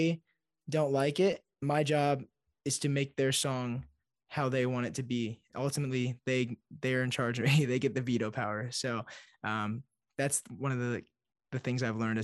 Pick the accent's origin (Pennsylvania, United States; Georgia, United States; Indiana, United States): Indiana, United States; Fort Wayne; moved away as an adult; now in Nashville, United States; So I'm a Hoosier. I'm from Indiana. I live in Nashville now, but I grew up my whole life in Indiana.